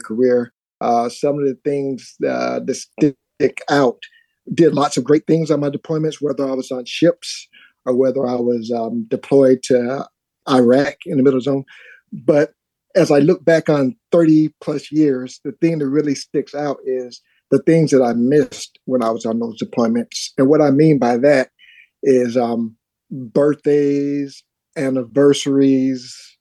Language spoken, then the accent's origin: English; Alabama, United States; moved away; I'm originally from Alabama. And so my folks, that's where my roots are from